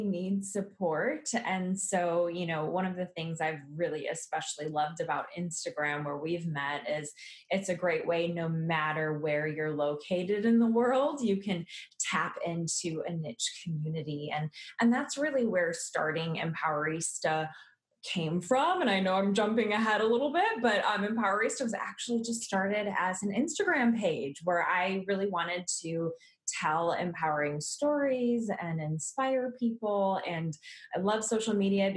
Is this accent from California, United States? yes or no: no; Milwaukee, Wisconsin, United States; I grew up in the Milwaukee, Wisconsin area